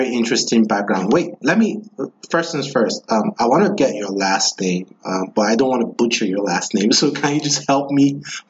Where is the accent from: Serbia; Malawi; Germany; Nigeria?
Nigeria; now in United States; I'm from Nigeria